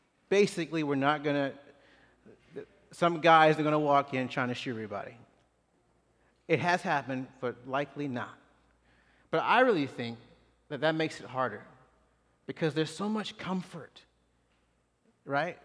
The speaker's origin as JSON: {"language": "English", "town": "Clarksville", "region": "Tennessee", "country": "United States", "tie": "born or raised there", "moved": "as an adult", "lives_now": "Houston, United States", "said": "small town, Clarksville, Tennessee. Don't bother going by there. But it's my hometown"}